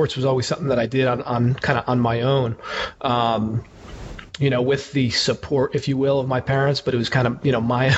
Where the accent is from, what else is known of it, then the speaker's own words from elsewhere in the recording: Slate Hill, New York, United States; also born or lived in Paterson, New Jersey; I'm originally from the suburbs of New York City. I was born in Paterson, New Jersey, and then kind of bounced around a couple different areas of New York and New Jersey before going to high school in a small town called Slate Hill, New York